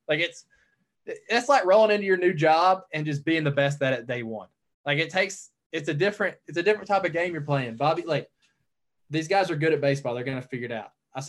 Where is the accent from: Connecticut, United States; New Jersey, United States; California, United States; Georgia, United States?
Georgia, United States; North; also born or lived in Chattanooga, Tennessee; growing up in North Georgia